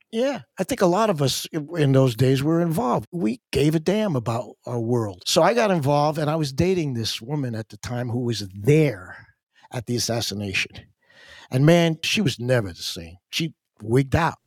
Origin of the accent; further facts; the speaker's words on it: near Long Island, New York, United States; I knew growing up near Long Island